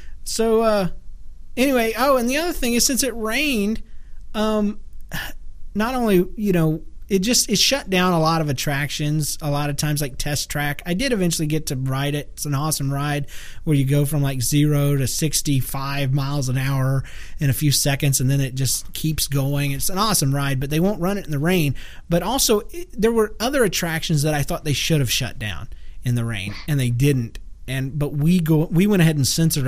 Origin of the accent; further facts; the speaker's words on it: Florida, United States; moved away; I was raised in Florida.